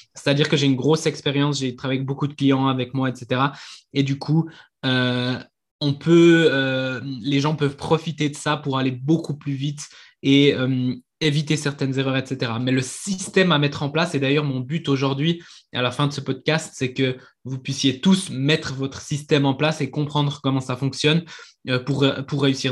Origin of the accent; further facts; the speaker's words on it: Switzerland; je viens de Suisse